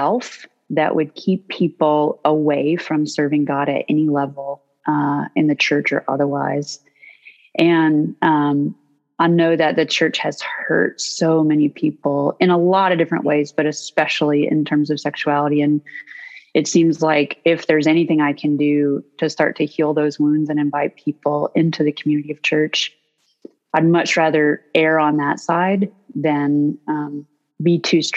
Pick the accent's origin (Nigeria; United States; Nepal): United States; North Georgia; I grew up in the South in North Georgia